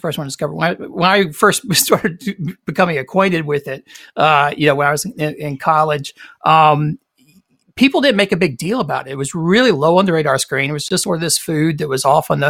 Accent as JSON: {"language": "English", "town": "Greenville", "region": "South Carolina", "country": "United States", "tie": "born or raised there", "lives_now": "Charleston, United States", "said": "I'm a South Carolinian, so I grew up in Greenville, South Carolina, in the western part of the state, but I'm now in Charleston"}